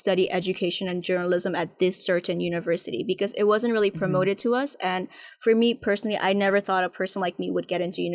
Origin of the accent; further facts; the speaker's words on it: Hong Kong; also born or lived in Nepal; when I was growing up in Hong Kong